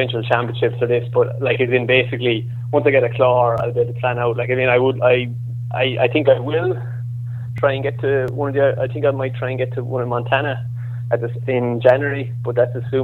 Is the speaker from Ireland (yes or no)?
yes; County Clare, Ireland; now in Dublin, Ireland; I'm from Clare